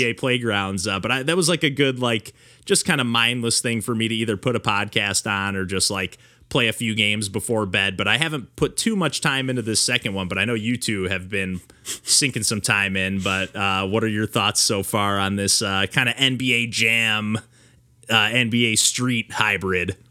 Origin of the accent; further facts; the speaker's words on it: Michigan, United States; I grew up in a, you know, small town in Michigan